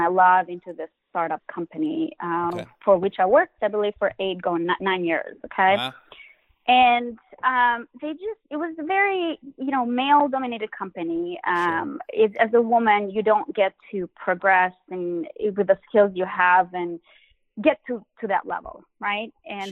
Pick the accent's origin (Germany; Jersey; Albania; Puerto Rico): Albania; moved away; also born or lived in Boston; I grew up in Albania